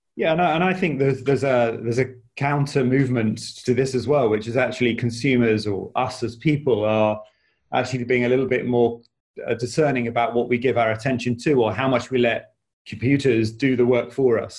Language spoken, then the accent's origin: English; United Kingdom; also born or lived in Australia; I was born in the UK